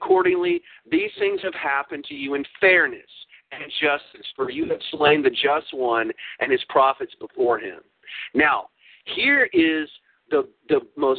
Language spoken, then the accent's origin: English; Louisville, Kentucky, United States; here in my hometown of Louisville